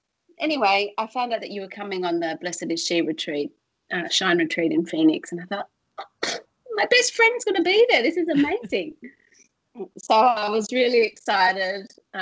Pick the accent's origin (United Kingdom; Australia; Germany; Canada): Australia; from Australia